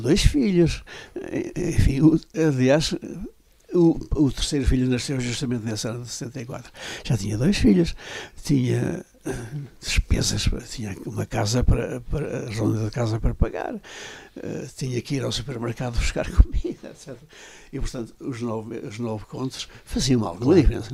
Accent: Macedo de Cavaleiros, Norte, Portugal; moved away as an adult; also born or lived in Coimbra; now in Vila Real, Portugal; sou um homem realmente lá da montanha, lá de, de Macedo Cavaleiros, que é a minha terra

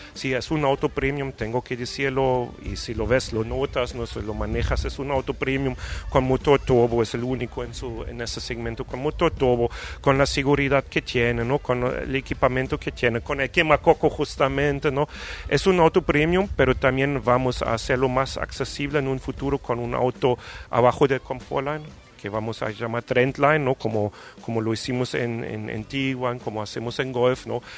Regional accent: Germany; Spanish is a second language; moved away as an adult; also born or lived in Brazil; now in Mexico; yo llegué aquí no como alemán

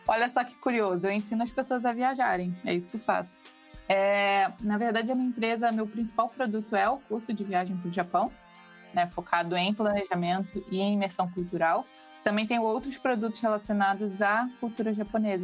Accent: Rio de Janeiro, Brazil; eu sou carioca

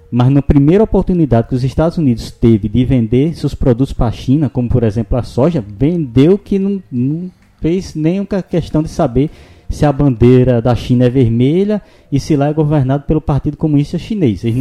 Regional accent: São Francisco Valley, Brazil; como somos da região do Vale do São Francisco

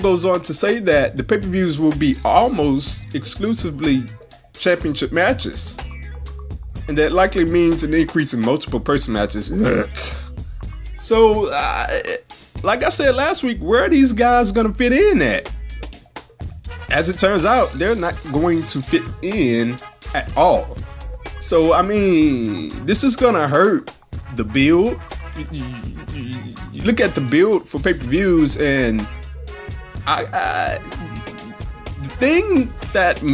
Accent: Louisiana, United States; Louisiana, what is you doing? My home state

